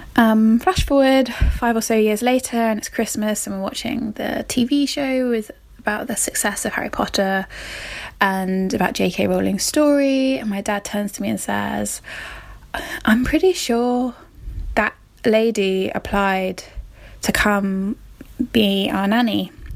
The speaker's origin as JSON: {"language": "English", "area": "Somerset", "region": "South West England", "country": "United Kingdom", "said": "I'm from Somerset in England"}